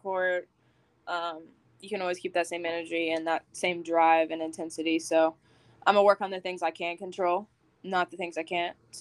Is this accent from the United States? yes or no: yes; Huntington, West Virginia, United States; also born or lived in Barboursville, West Virginia; So I grew up mainly in Huntington, moved out to Barbersville, which isn't too far. So I was always in Huntington.